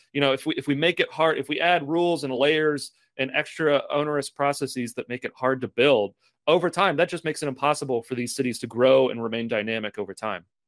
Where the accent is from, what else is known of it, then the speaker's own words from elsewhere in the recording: Lexington, Kentucky, United States; I'm from Lexington, Kentucky